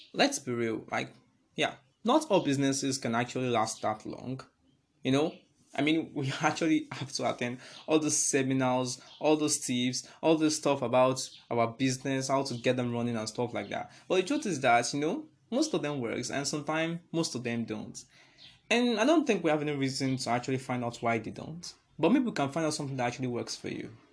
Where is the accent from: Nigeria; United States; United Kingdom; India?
Nigeria; I'm a Nigerian